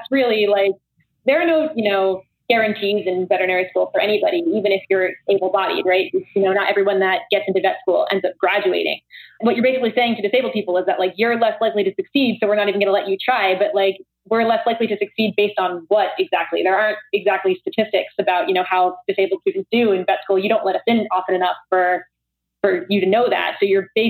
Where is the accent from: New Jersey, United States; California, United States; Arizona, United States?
New Jersey, United States; moved away as an adult; I'm originally from New Jersey